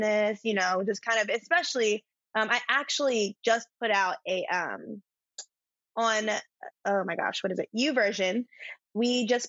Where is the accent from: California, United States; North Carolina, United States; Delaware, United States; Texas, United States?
Delaware, United States; I'm from Delaware, literally. Hashtag Joe Biden's home